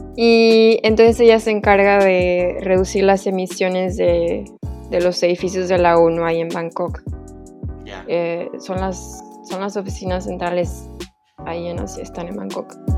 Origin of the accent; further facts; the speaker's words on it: Veracruz, Mexico; moved away as an adult; also born or lived in Mexico City, Mexico; yo ya me había regresado a, a Veracruz, que soy de Veracruz.